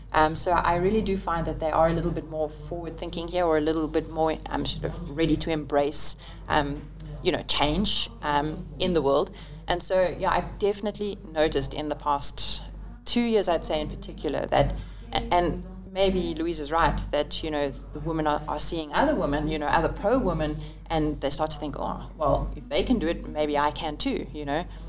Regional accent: South Africa; moved away as an adult; also born or lived in Italy; I came from South Africa

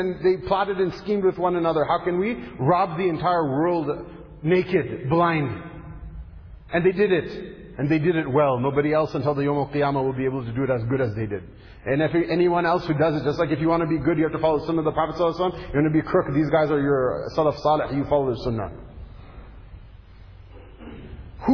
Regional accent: United States; I come from America

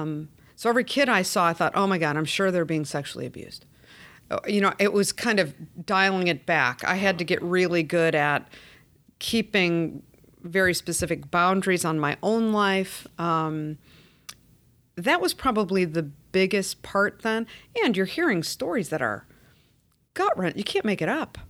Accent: Chicago, Illinois, United States; I'm a native Chicagoan

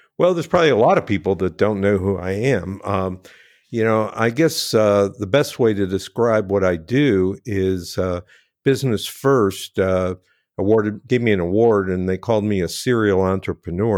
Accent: Cleveland, Ohio, United States; I grew up in Cleveland

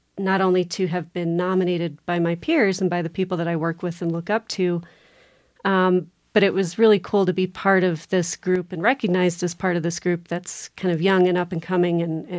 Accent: Telluride, Colorado, United States; My dad was on the fire department. He was on the Placerville Volunteer Fire Department. And so growing up, you know, being part of that firehouse community was a big part of my growing up.

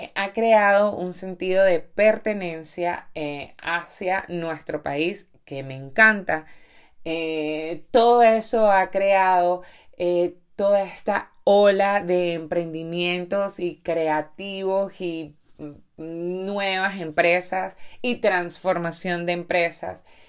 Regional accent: Venezuela; muchos venezolanos que nos quedamos aquí trabajando

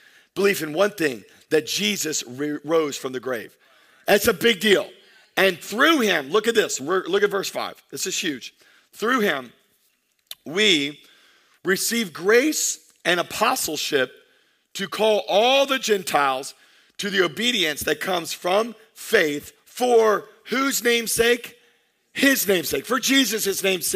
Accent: United States; us as American Christians

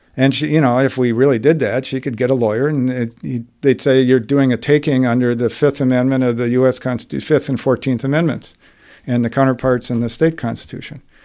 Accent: Wauwatosa, Wisconsin, United States; I grew up in Wauwatosa in an era when it was ninety-nine percent white

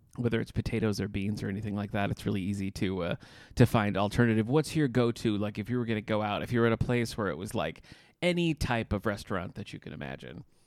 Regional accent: Battle Creek, Michigan, United States; moved away; I'm originally from Battle Creek, Michigan

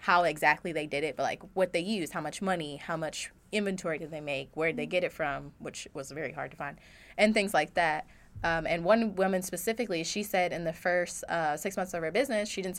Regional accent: Toledo, Ohio, United States; moved away; I'm from Toledo

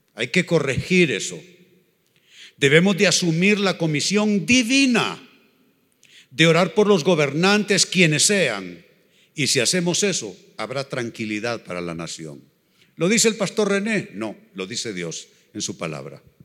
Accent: Honduras; Somos catrachos de pura cepa. Amamos ser catrachos.

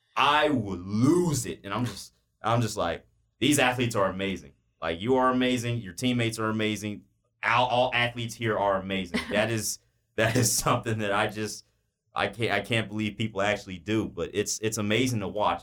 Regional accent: Homewood, Illinois, United States; my hometown of Homewood

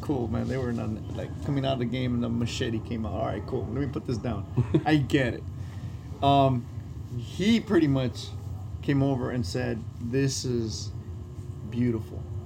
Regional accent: Los Angeles, California, United States; down the street from uh, where I was born, bro. I was born in Hoover Hospital.

